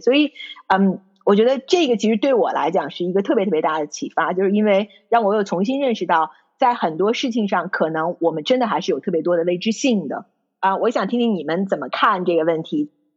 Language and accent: Chinese; China; moved away as an adult; now in United Kingdom; 在中国长大，我可能有一个中国人的标签儿